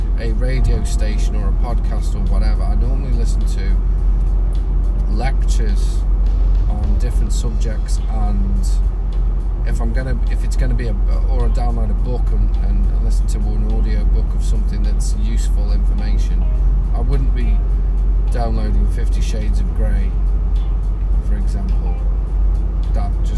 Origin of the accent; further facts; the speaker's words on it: England, United Kingdom; now in Australia; I'm English. We don't bother speaking other people's languages